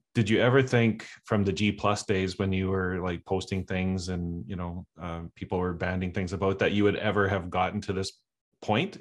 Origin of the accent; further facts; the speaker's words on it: Canada; I'm from Canada